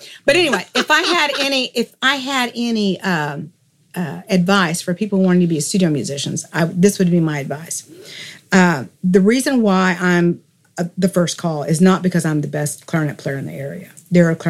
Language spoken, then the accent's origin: English; Texas, United States; I was born and raised in Texas